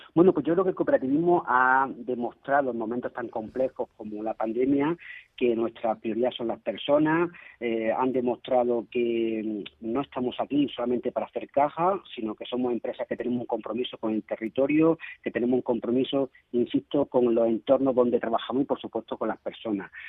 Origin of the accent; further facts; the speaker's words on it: Málaga, Andalusia, Spain; soy malagueño